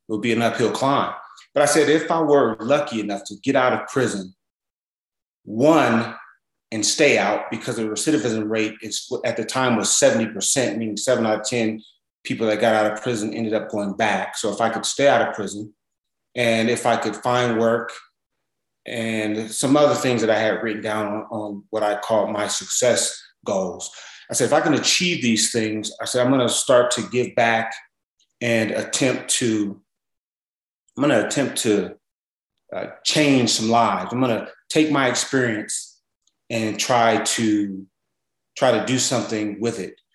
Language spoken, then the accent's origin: English; Los Angeles, California, United States; I'm originally from South Central